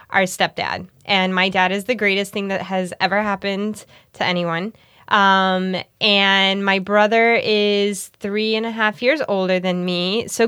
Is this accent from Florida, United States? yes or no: yes; Miami, Florida, United States; Growing up in Miami?